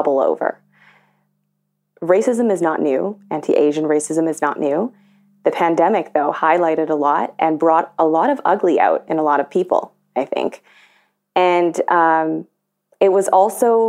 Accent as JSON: {"language": "English", "town": "Toronto", "region": "Ontario", "country": "Canada", "tie": "born or raised there", "also_born_or_lived": "Scarborough / Markham", "said": "Growing up in Toronto and in Scarborough and in Markham"}